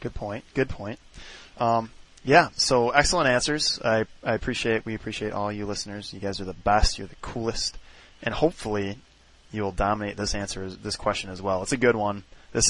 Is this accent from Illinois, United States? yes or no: yes; Chicago, Illinois, United States; I was born in Chicago